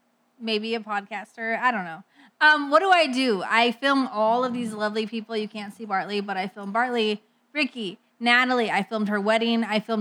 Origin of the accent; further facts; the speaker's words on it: Minneapolis, Minnesota, United States; I am from Minneapolis, Minnesota.